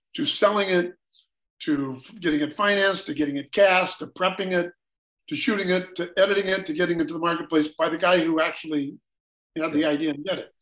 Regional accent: United States; I'm a classic American.

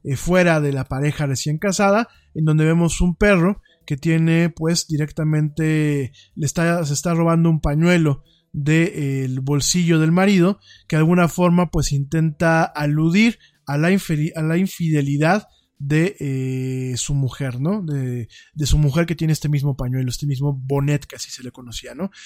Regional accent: Mexico; como el mexicano no estamos tan acostumbrados a fríos de llegar a cero

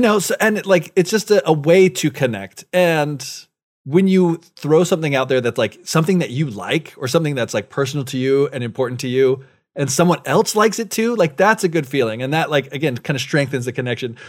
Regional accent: United States; moved away; as an American

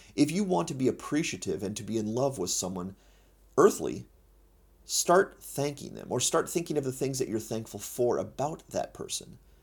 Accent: United States; I'm an American Christian

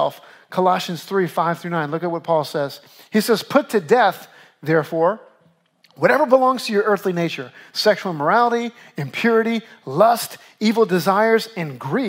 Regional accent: Louisiana, United States; now in New York, United States; I grew up in Louisiana. I dealt with hurricanes my whole life

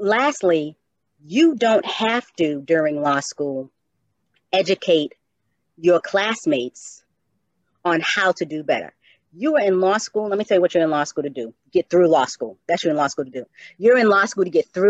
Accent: Cambridge, Massachusetts, United States; also born or lived in Atlanta, Georgia; I am from Cambridge, although I am the youngest of six, I had a very proud Black mother

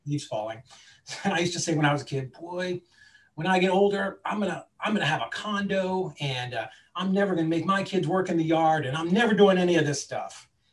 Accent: Boston, Massachusetts, United States; now in Chattanooga, United States; I grew up in the Boston area

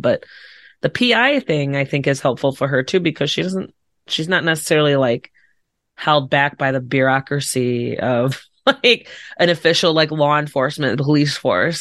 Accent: Chicago suburbs, Illinois, United States; I'm from, like, Chicago suburbs

